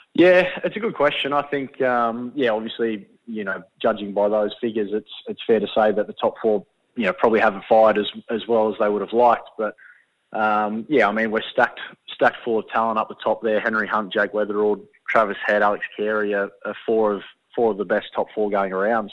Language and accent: English; Shellharbour, New South Wales, Australia; moved away; I'm from Shell Harbour, which is about half an hour south